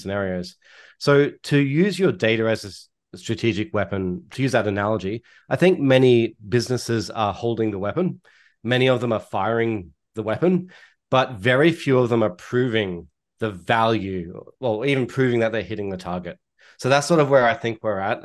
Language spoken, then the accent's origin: English; Australia; accent: Australian; now in Toronto, Canada; my accent is Australian, and I'm based out of Toronto, Canada